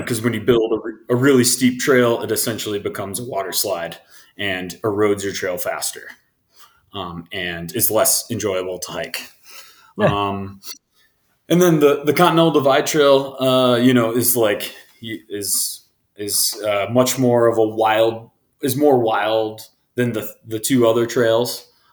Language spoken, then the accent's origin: English; Midwest, United States; growing up in the Midwest